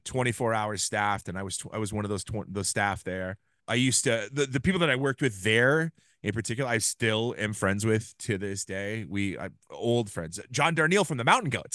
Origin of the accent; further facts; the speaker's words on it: Ames, Iowa, United States; I grew up in Ames, Iowa